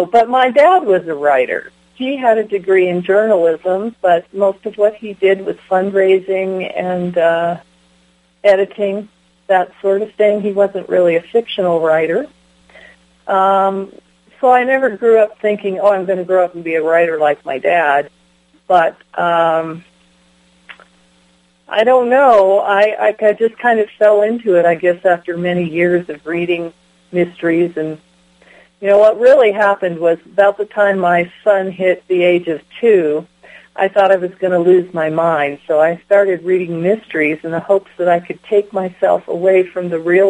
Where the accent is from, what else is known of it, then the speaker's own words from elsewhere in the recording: Delta, Colorado, United States; also born or lived in Wisconsin / Michigan / Golden, Colorado; Well, I was born in Wisconsin, but I was living in Michigan by the time I was three. Let's see. We moved from Michigan to Colorado when I was nine. And let's see, I lived in Golden, which is near Denver, and then I lived in Delta